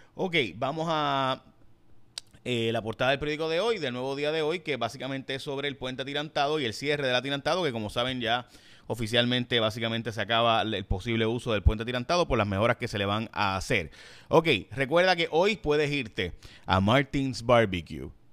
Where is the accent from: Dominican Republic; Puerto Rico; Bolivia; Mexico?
Puerto Rico; San Lorenzo; mi pueblo en San Lorenzo